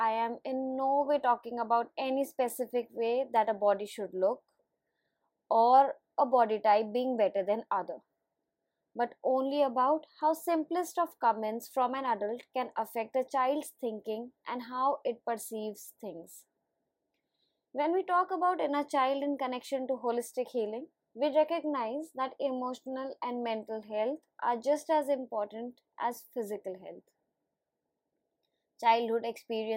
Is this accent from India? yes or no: yes; India; as an Indian adult